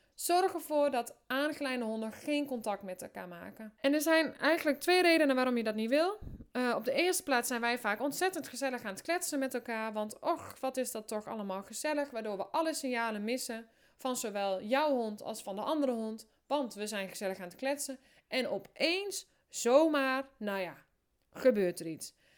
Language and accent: Dutch; Drenthe, Netherlands; also born or lived in Amersfoort; ik kom uit Drenthe, ik woon in een hutje op de hei.